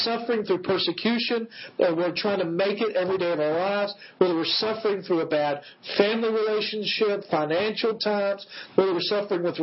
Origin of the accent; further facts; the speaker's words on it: West Tennessee, United States; I grew up in West Tennessee, at a place called Wheelfoot Lake.